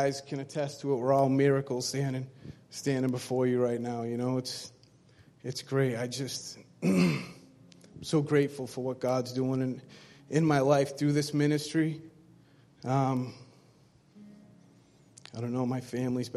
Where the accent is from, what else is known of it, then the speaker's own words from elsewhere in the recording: Brockton, Massachusetts, United States; I'm from Brockton, Mass. My life was, it was simple growing up